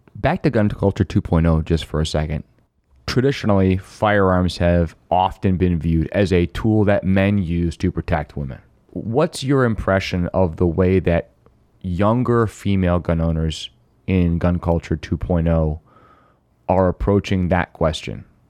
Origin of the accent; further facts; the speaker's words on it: Finger Lakes, New York, United States; I grew up in the Finger Lakes